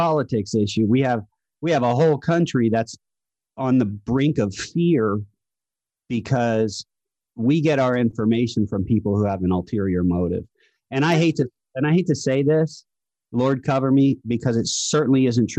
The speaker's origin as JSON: {"language": "English", "region": "New Jersey", "country": "United States", "said": "I'm from New Jersey. I'm Italian."}